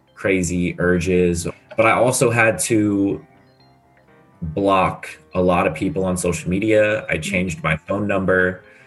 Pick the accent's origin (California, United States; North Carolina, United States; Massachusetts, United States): California, United States; San Diego; moved away as an adult; also born or lived in Illinois; now in Scottsdale, United States; I have never lived anywhere else but San Diego.